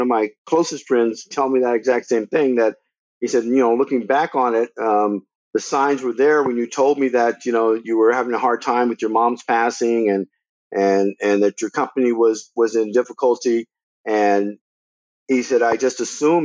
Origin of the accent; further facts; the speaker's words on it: the South, United States; moved away as an adult; now in Los Angeles, United States; all the years that I grew up in the South